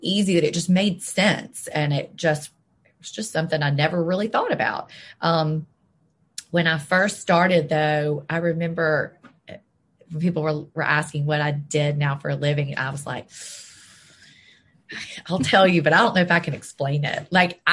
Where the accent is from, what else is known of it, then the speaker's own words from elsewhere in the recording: Jackson, Mississippi, United States; also born or lived in Memphis, Tennessee / Selma, Alabama; I've lived in Jackson almost my whole life